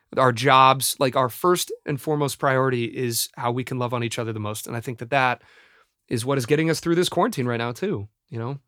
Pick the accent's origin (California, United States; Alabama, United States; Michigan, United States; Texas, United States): California, United States; Los Angeles; my hometown